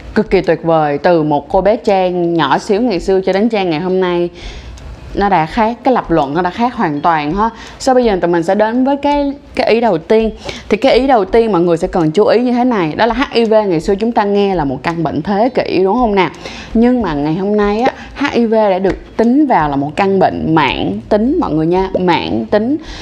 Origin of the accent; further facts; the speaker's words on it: Ho Chi Minh City, Vietnam; mình sinh ra và lớn lên ở Thanh Đa ở thành phố Hồ Chí Minh